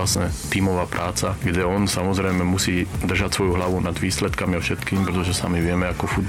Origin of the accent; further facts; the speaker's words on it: Slovakia; moved away as an adult; now in Germany; som Slovák a Slovákom zostanem